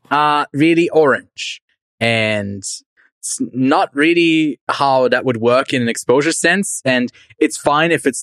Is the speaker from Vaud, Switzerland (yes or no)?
no; Zurich, Switzerland; moved away; also born or lived in Gold Coast, Australia; I'm from Zurich, Switzerland